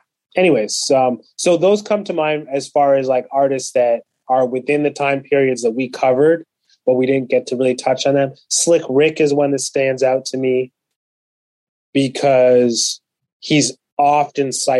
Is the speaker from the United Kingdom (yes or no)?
no; London, Ontario, Canada; also born or lived in Kenya; my hometown of London, Ontario